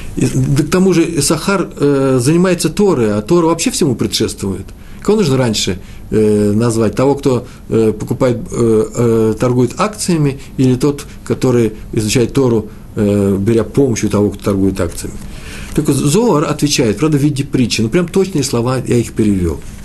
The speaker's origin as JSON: {"language": "Russian", "region": "Moscow", "country": "Russia", "said": "приезжали раввины к нам в Москву, я из Москвы"}